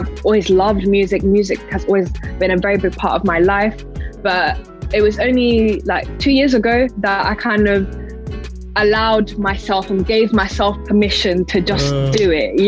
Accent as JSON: {"language": "English", "region": "London", "country": "United Kingdom", "said": "I'm from the UK. I'm from West London"}